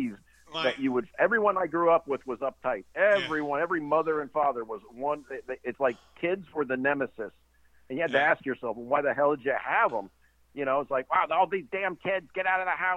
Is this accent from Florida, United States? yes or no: yes; Miami, Florida, United States; where I grew up in Miami during the 60s and early 70s